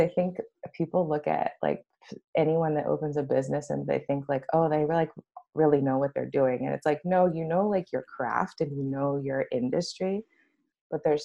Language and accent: English; Los Angeles, California, United States; I came back home to go to law school. Home's in Los Angeles